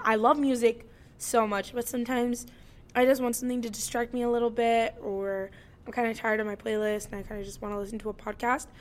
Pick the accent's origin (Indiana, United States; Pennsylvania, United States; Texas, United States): Indiana, United States; also born or lived in California; I was born in California, but I was raised here in Indiana